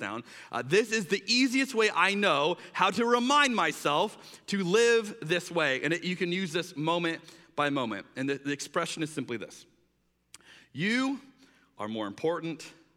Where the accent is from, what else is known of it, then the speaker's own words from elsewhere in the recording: United States; as an American